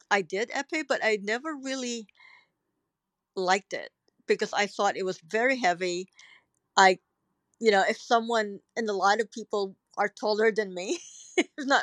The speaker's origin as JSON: {"language": "English", "country": "Philippines", "tie": "born or raised there", "also_born_or_lived": "Hong Kong / Singapore / New York / Cairo", "moved": "as an adult", "lives_now": "New Zealand", "said": "growing up in the Philippines"}